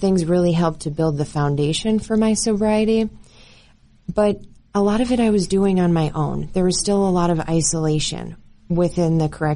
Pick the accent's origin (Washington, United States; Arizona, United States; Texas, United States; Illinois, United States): Illinois, United States; Chicago suburbs; moved away as an adult; now in Colorado, United States; I was born and raised in the Chicago suburbs